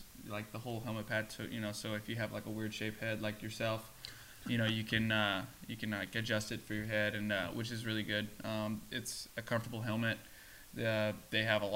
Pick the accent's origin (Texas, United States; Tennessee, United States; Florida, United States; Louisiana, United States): Tennessee, United States; near Memphis, west; I'm all the way on the west side, over by Memphis